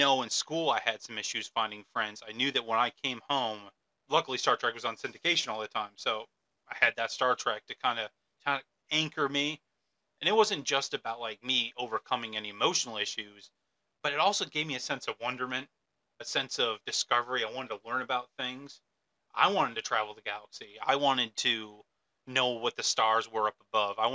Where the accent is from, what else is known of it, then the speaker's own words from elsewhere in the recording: Michigan, United States; also born or lived in Arizona; now in central Pennsylvania, United States; I was born in Michigan, but I've also planted flags in Arizona. I live here in central Pennsylvania